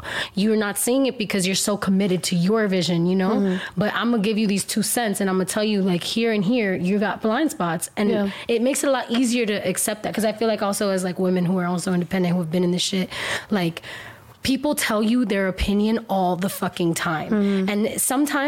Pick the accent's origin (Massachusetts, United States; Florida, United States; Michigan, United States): Florida, United States; Miami; I'm Cuban American. I was born in Miami. I was raised in my culture, surrounded by Cuban people, like, my whole life